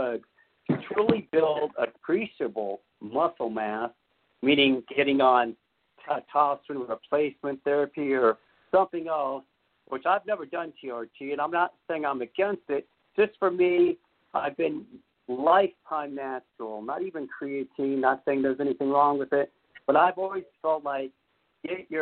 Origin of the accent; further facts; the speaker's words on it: Beverly Hills, California, United States; I grew up in the most richest state in the world, Beverly Hills, California